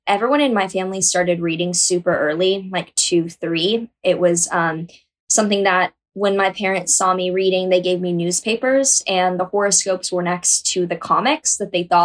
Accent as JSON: {"language": "English", "region": "Texas", "country": "United States", "tie": "born or raised there", "also_born_or_lived": "New York", "moved": "as an adult", "said": "conservative community I grew up in Texas"}